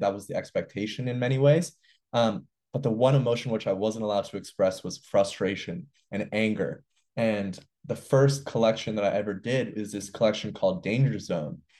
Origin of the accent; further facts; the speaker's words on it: New York City, New York, United States; also born or lived in Montreal, Canada; I grew up in New York City. I went to school in the Bronx.